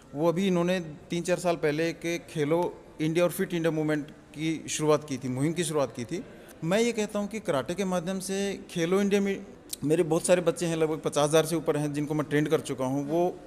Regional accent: Jhunjhunu, Rajasthan, India; now in Gurgaon, India; मैं बेसिकली झुंझुनू से हूँ हाँ। और हमारे यहाँ एक गाँव है ठाठवाड़ी मुकंदपुरा अच्छा। तो मैं उस गाँव का रहने वाला

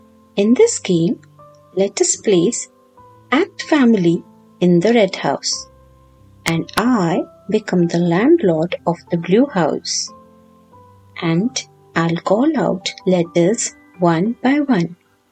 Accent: India; I'm your storyteller from India.

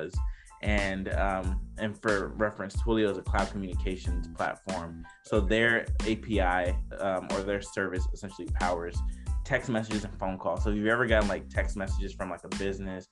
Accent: Decatur, Georgia, United States; I'm originally from Decatur, Georgia

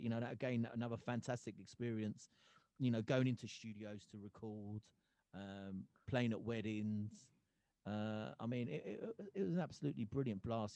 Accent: Gravesend, South East England, United Kingdom; moved away as an adult; also born or lived in Hoshiarpur, India; now in Yorkshire, United Kingdom; that's where I grew up in Gravesend. I became a Gravesend boy

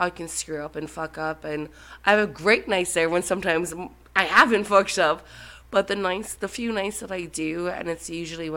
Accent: Ennis, Munster, Ireland; moved away as an adult; also born or lived in New York; now in United States; I'm from Ennis, County Clare. It's on the west coast of Ireland.

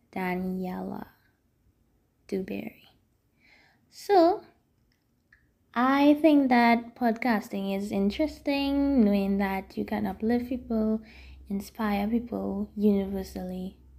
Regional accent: Trinidad & Tobago; I am from Trinidad and Tobago

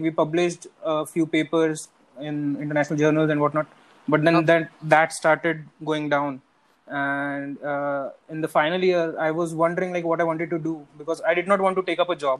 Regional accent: India; the best potatoes in India are grown in Madhya Pradesh, okay, which is very close to my hometown.

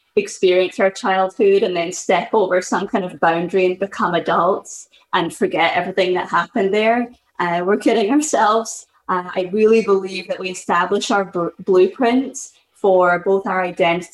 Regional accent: Scotland, United Kingdom; moved away as an adult; now in Boston, United States; I'm originally from Scotland, but I've lived in Boston for the best part of the last decade. And I moved to the US when I was 20

